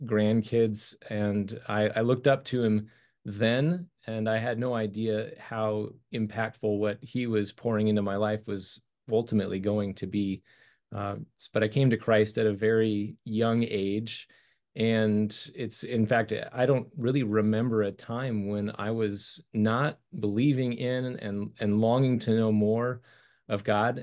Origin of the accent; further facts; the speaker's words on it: Colorado, United States; grew up in the snow and, uh, lived my, my whole life there